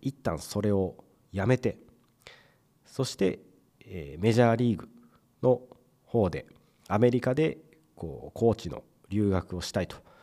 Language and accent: Japanese; Mie, Japan; 僕と同じ三重県出身ということであの僕子供の頃からですねやっぱり同じ三重県出身ってなると